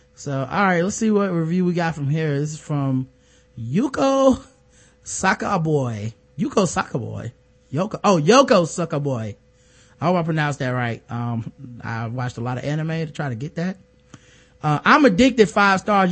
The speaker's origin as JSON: {"language": "English", "region": "the South", "country": "United States", "said": "I'm from the South"}